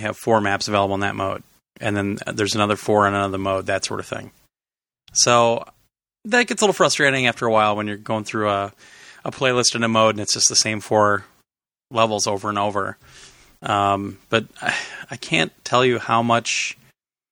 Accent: Wisconsin, United States; I grew up in Wisconsin

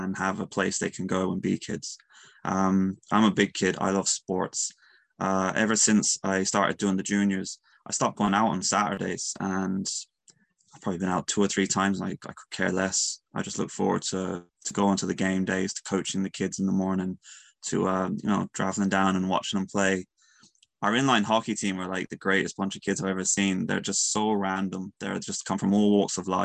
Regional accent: Mayo, Connacht, Ireland; I'm from Mayo. I love Mayo.

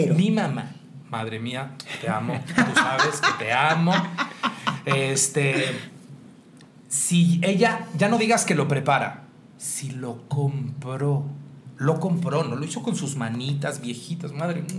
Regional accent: Mexico; moved away; a la zona centro, donde estamos ese tipo de mexicanos que somos un poco más

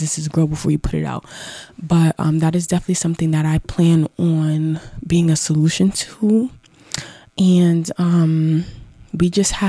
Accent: Mount Vernon, New York, United States; I'm from Mount Vernon

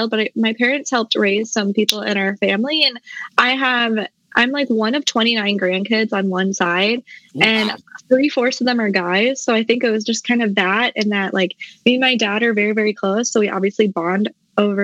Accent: South Dakota, United States; moved away as an adult; also born or lived in Mankato, Minnesota; now in North Carolina, United States; I'm originally from South Dakota. That's where I was born.

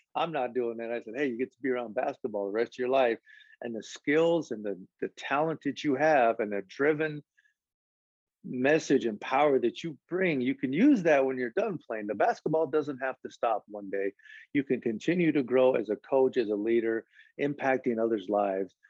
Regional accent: Lincoln, Nebraska, United States; now in Rio Grande Valley, United States; I'm from Lincoln, Nebraska, but I claim the Valley, man.

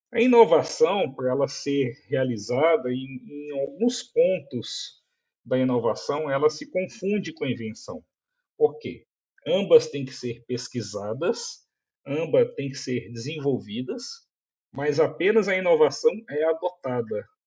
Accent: Brazil; nós somos brasileiros

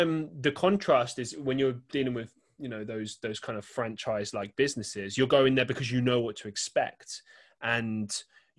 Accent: London, United Kingdom; now in Manchester, United Kingdom; I grew up in London

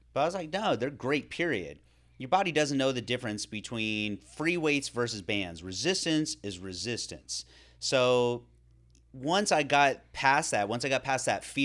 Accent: California, United States; considering the way I grew up in Northern California, outside, doing things, mountain biking, was on the river and the ocean

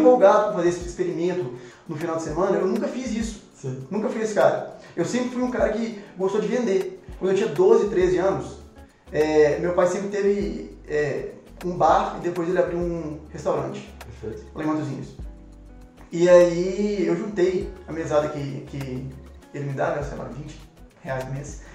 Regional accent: Matozinhos, Minas Gerais, Brazil; eu nasci em Matozinhos, é, é muito perto de BH mesmo

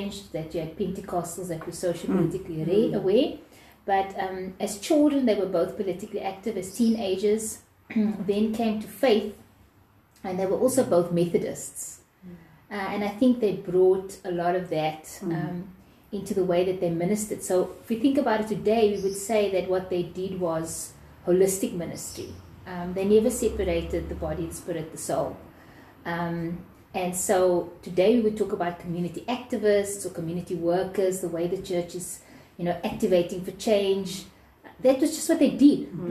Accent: Cape Town, Western Cape, South Africa; I was born and bred in Retreat

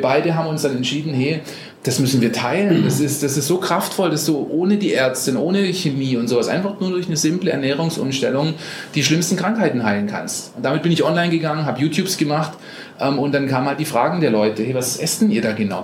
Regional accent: Germany; moved away as an adult; also born or lived in Costa Rica; ich aus Deutschland komme und eigentlich ein Handwerker bin

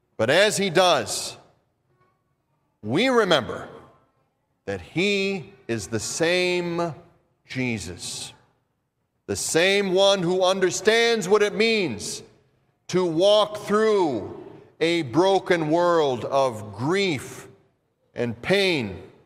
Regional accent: Minnesota, United States; accent: Minnesota; my Minnesota accent

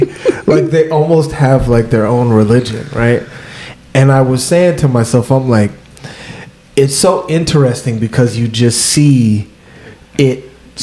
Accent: United States; I grew up in the States, right? I'm African, but I grew up in the States

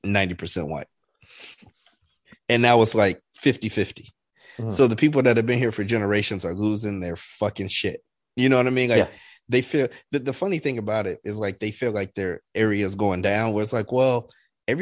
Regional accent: Chicago, Illinois, United States; I'm from Chicago

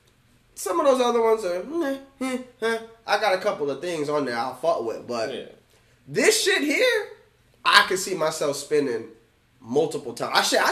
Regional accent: the South, United States; I'm born and bred, raised in the South as well.

